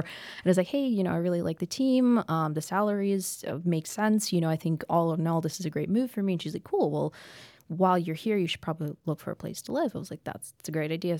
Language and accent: English; Champaign, Illinois, United States; moved away as an adult; also born or lived in Denver; now in Memphis, United States; I grew up in Champaign, Illinois